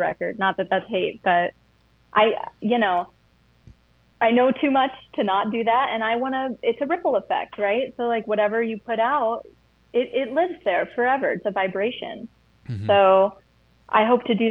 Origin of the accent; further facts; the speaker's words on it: United States; also born or lived in Tennessee / Atlanta, Georgia; I grew up in Tennessee, or like Atlanta area